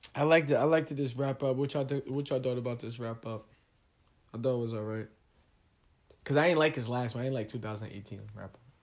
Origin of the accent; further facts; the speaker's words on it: United States; We're American